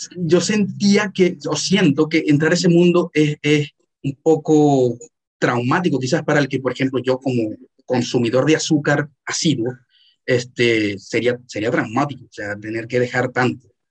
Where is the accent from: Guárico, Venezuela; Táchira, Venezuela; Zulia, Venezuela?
Zulia, Venezuela; Maracaibo; yo, soy maracucho